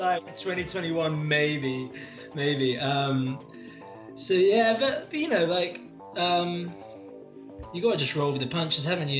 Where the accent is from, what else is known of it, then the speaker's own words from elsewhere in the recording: London, United Kingdom; moved away as an adult; now in Sheffield, United Kingdom; I'm I'm based in Sheffield. I'm actually from South London.